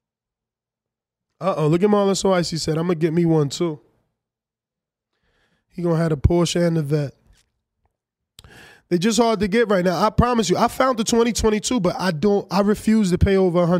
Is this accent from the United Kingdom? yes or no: no; United States; I'm American